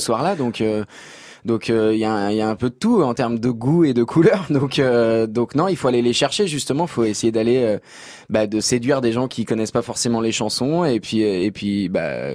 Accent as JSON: {"language": "French", "area": "Creuse", "region": "Nouvelle-Aquitaine", "country": "France", "moved": "yes", "said": "quand je suis rentré chez moi dans la Creuse ces dernières années"}